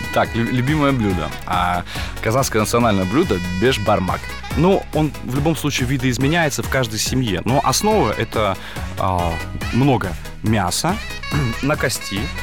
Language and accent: Russian; Kazakhstan; Родом я сам из Казахстана